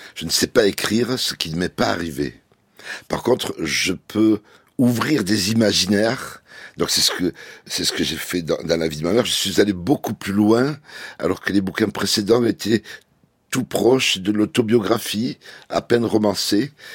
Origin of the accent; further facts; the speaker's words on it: France; je suis français